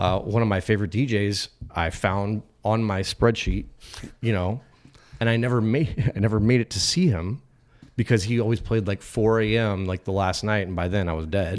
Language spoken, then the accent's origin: English; Phoenix, Arizona, United States; I grew up in Phoenix